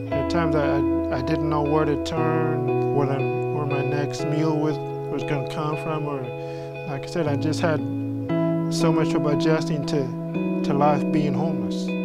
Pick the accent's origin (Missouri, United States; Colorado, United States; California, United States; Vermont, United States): Colorado, United States; Colorado Springs; also born or lived in Chanute, Kansas; now in San Antonio, United States; Originally, I'm from Colorado Springs, Colorado. Moved to Chanute, Kansas with my adopted parents. And then from there, we moved here to San Antonio.